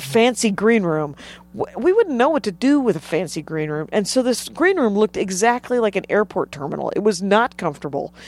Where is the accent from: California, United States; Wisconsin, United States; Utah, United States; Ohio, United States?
Wisconsin, United States; moved away as an adult; also born or lived in Minneapolis; now in Los Angeles, United States; I grew up in Wisconsin and started doing stand-up in Wisconsin